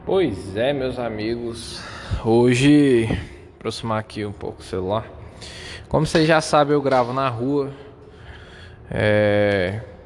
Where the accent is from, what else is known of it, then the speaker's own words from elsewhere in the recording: Brazil; first language Portuguese; português mesmo, que é a minha língua nativa aqui, sou brasileiro